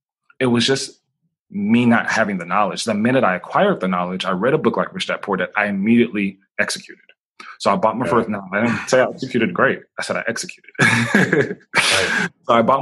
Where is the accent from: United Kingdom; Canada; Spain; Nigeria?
Nigeria; also born or lived in Boston, United States; just growing up, like, I grew up, I was born in Boston, Massachusetts. Within 3 or 4 weeks, maybe 6 weeks, my mom shipped me across to Nigeria because she was a new entrepreneur.